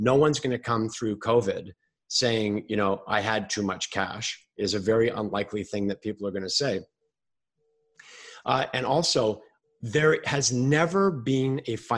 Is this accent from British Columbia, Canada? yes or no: no; Montreal, Quebec, Canada; when I grew up in Montreal